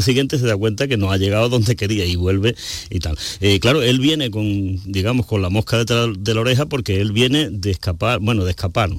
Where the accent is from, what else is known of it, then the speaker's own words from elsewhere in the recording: San Juan del Puerto, Andalusia, Spain; yo soy nacido en San Juan del Puerto